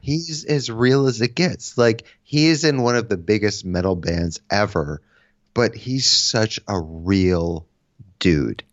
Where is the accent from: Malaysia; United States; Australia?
United States; Connecticut; I'm from Connecticut, so I grew up, um, playing in bands